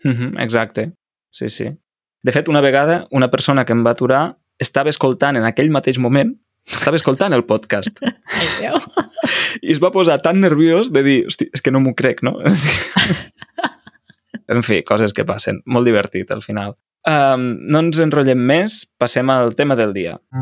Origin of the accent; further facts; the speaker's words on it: Catalonia, Spain; som catalans